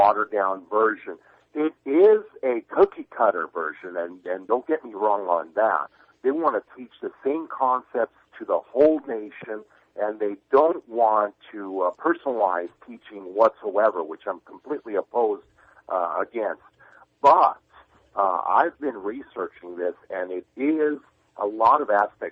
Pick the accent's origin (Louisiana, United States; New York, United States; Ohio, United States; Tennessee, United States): New York, United States; as an American born and bred here, born in New York